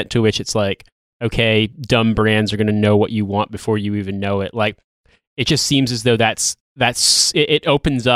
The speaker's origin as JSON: {"language": "English", "country": "United States", "said": "I'm from America"}